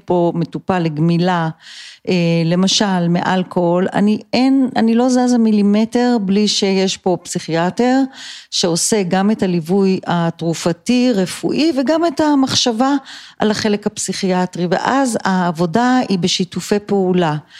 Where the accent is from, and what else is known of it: Israel; born or raised there; also born or lived in United States / Colorado